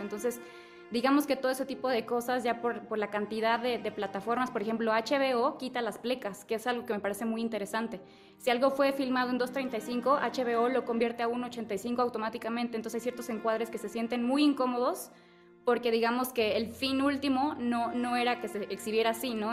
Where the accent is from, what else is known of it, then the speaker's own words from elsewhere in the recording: Chiapas, Mexico; now in Mexico City, Mexico; yo soy de Chiapas